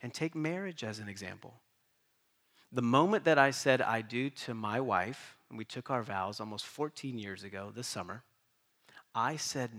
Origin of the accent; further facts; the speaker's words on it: East Coast, United States; also born or lived in Boston / Kentucky / North Carolina; now in San Diego, United States; how in the world did we get to San Diego? We grew up on the East Coast in a small mountain town. Everybody looked the same, thought the same, ate the same. We come to Boston, and then God leads us there for 11 years, and then he takes us to Kentucky